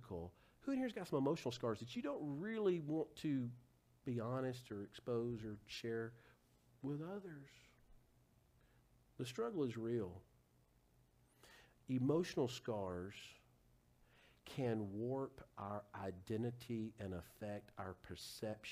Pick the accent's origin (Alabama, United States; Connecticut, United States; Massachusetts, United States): Alabama, United States; Huntsville; my hometown of Huntsville